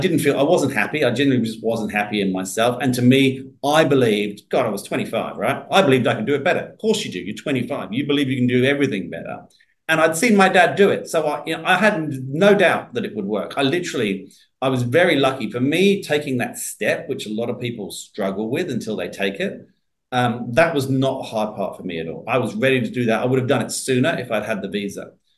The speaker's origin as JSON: {"language": "English", "area": "Surrey", "region": "South East England", "country": "United Kingdom", "tie": "born or raised there", "also_born_or_lived": "London", "moved": "as an adult", "lives_now": "Australia", "said": "I grew up in Surrey. which is just outside London"}